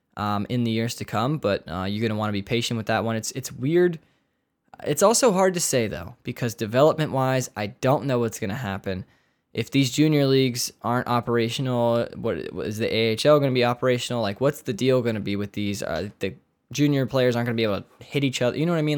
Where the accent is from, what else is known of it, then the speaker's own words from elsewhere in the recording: United States; we're American